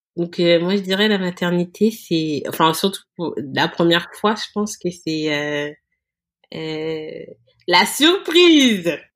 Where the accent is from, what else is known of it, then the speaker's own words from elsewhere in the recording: France; nous, ses parents, on est français